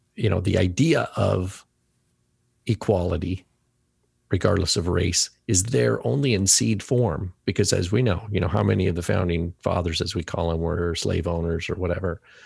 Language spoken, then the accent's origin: English; United States; first language English; I can only speak as an American citizen 'cause I've never been, this is where I was born and this is, you know, where I b, was educated and English is my main language